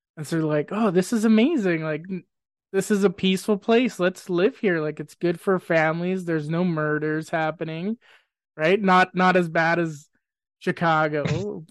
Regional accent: Grande Prairie, Alberta, Canada; moved away as an adult; now in Spruce Grove, Canada; I was born in Grand Prairie

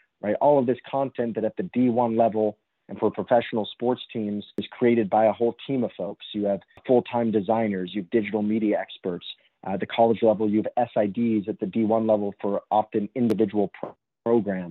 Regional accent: Los Angeles, California, United States; I grew up in Los Angeles in Southern California

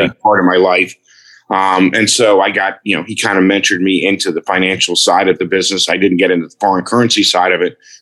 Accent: Nassau, New Providence, Bahamas; I was born and raised in Nassau, Bahamas.

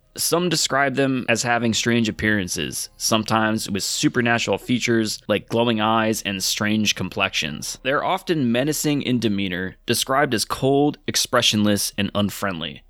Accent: Connecticut, United States; we're all from Connecticut.

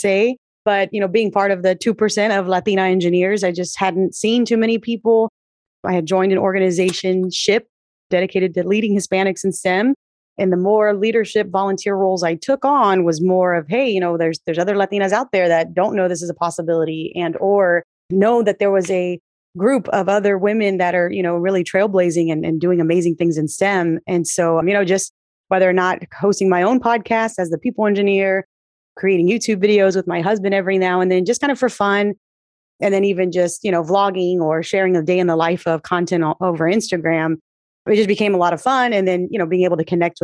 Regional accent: South Texas, United States; moved away as an adult; also born or lived in Milwaukee, Wisconsin; I'm originally from South Texas, a fourth generation Tejana

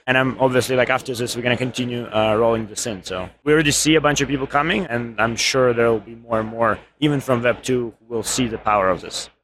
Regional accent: Ukraine; moved away; I'm actually from Ukraine.

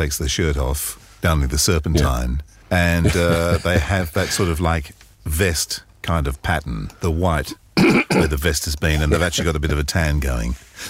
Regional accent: the south of England, United Kingdom; accent: English; I'm from down south

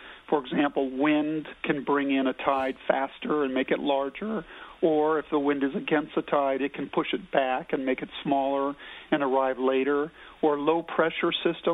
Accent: California coast, United States; I grew up on the California coast surfing and sailing

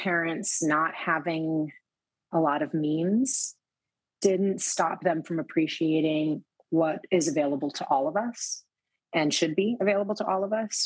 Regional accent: New York City, New York, United States; growing up in the Lower East Side where you couldn't really afford to do a lot of things

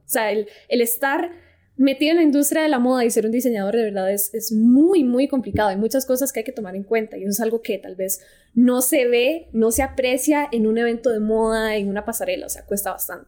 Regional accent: Costa Rica; yo soy de Costa Rica

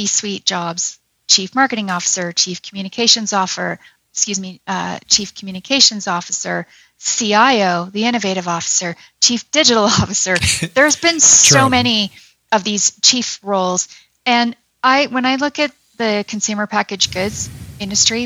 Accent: Toronto, Ontario, Canada; now in Calgary, Canada; my heart is in Alberta, always has been, even though I'm from Toronto

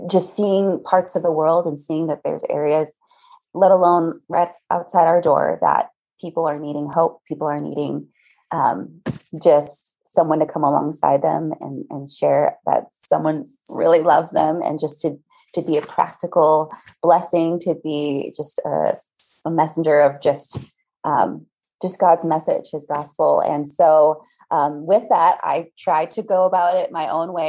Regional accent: Midwest, United States; now in Maui, United States; I'm a Midwest girl through and through, which the irony, I was raised though by a Colombian mother who is just, so it was just incredible, just little mix there of growing up in the Midwest

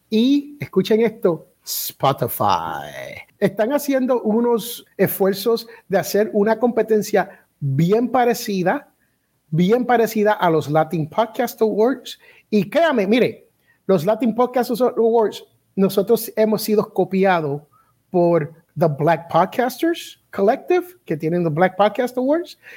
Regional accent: Puerto Rico; also born or lived in United States; porque yo soy al revés, yo soy americano criado boricua.

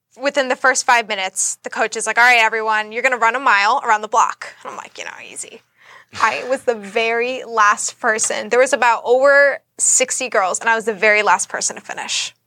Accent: Boston, Massachusetts, United States; moved away as an adult; now in Florida, United States; I am from Boston, Massachusetts. I moved to Florida about a year and a half ago

